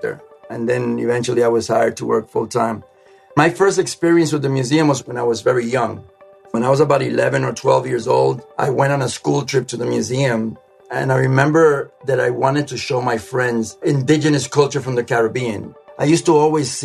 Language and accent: English; New York, United States; also born or lived in Jaibón, Dominican Republic; I come from a town in the Dominican Republic called Jaibon. I was raised in New York.